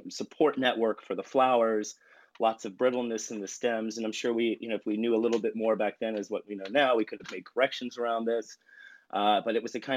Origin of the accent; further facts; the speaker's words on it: Virginia Beach, Virginia, United States; moved away; Virginia Beach originally.